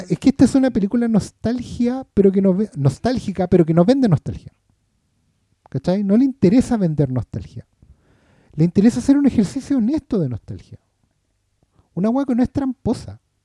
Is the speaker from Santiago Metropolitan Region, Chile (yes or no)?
yes; Maipú, Santiago Metropolitan Region, Chile; yo nací en Maipú, pues, weón. Y, ahí de ahí soy